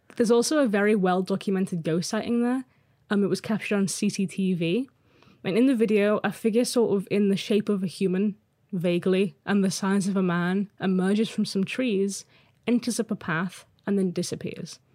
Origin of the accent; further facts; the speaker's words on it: Liverpool, North West England, United Kingdom; moved away; I'm originally from Liverpool, and we moved back 'cause I love it here.